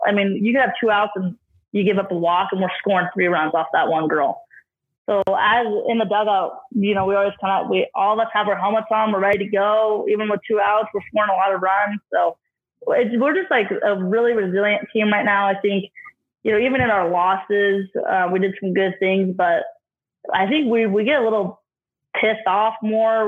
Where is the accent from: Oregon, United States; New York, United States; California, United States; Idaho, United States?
Idaho, United States; now in Ogden, United States; I grew up in Idaho a lot too.